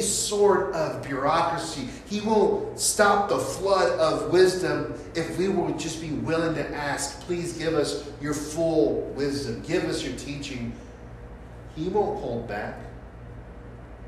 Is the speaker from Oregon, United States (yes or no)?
no; San Francisco, California, United States; Growing up in San Francisco and going to Abraham Lincoln High School